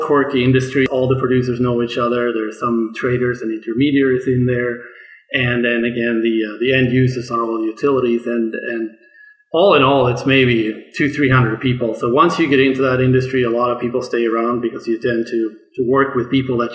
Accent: Sweden; moved away; originally, I grew up in Sweden

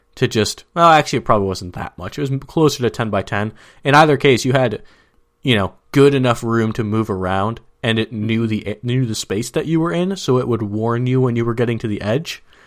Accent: Minnesota, United States; now in San Diego, United States; I'm from Minnesota

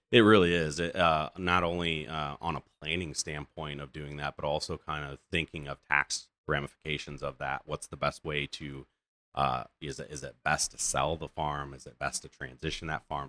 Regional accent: Goshen, Indiana, United States; being born and raised here

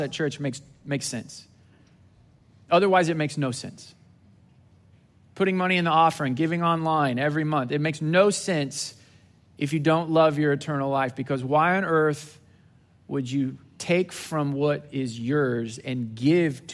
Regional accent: Southwest Missouri, United States; moved away as an adult; now in Houston, United States; I grew up in Southwest Missouri

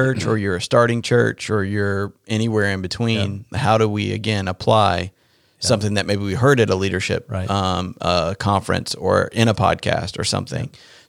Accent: North Carolina, United States; So I am from North Carolina, born and raised.

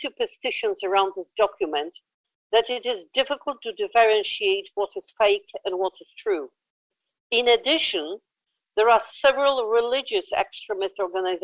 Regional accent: Krakow, Lesser Poland, Poland; in Poland in my hometown of Krakow

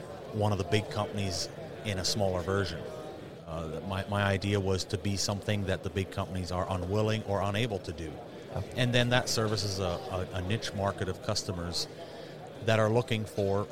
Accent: upstate New York, United States; moved away as an adult; also born or lived in Pennsylvania; now in Montana, United States; we moved from Pennsylvania to upstate New York. And we started building sheds. I was still going to school. I was a little kid

